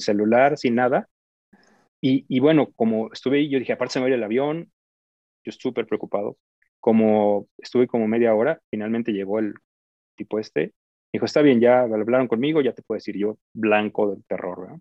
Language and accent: Spanish; Guadalajara, Jalisco, Mexico; moved away as an adult; Yo soy tapatío, igual que ustedes, soy de Guadalajara. Y eh, em, bueno, pues allí crecí